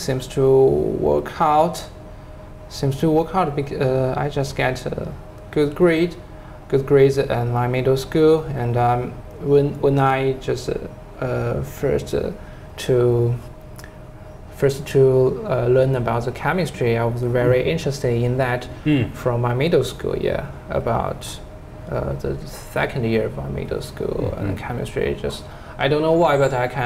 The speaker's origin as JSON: {"language": "English", "town": "Jinchang", "region": "Gansu", "country": "China", "tie": "born or raised there", "second_language": "English", "said": "a nickel mine in my hometown"}